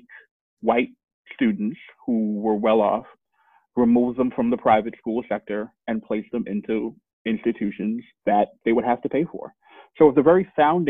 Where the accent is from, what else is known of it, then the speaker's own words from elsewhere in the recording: New York City, New York, United States; Born and raised in Flatbush, Brooklyn